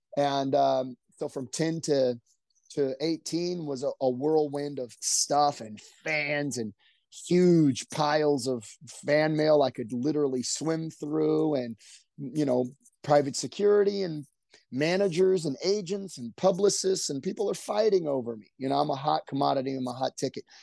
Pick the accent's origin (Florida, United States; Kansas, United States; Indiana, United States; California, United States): California, United States; Orange County; We grew up in Orange County